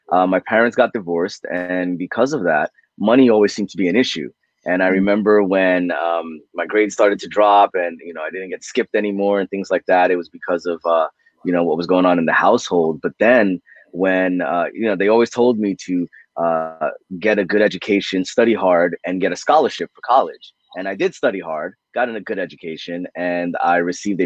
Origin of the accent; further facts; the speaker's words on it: United States; I was born in America. I'm first generation